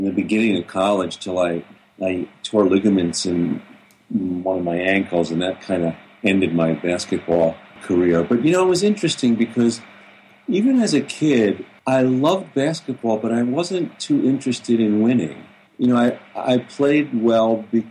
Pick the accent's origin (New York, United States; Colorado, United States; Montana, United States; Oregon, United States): New York, United States; Long Island; I grew up on Long Island, you know, outside of New York City